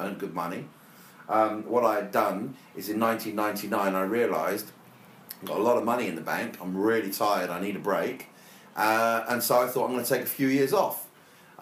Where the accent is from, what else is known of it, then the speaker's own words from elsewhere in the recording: Brighton, South East England, United Kingdom; I was brought up in Brighton in an area called Whitehawk.